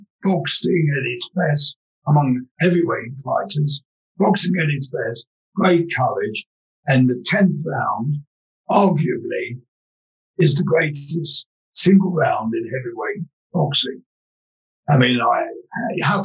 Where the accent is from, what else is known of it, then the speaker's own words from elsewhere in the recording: London, United Kingdom; I grew up in London's East End